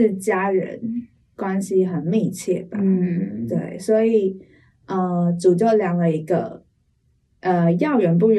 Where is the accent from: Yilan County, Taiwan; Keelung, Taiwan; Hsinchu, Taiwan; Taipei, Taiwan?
Taipei, Taiwan; accent: Taiwanese Mandarin; also born or lived in Taoyuan; 然后我出生在台北，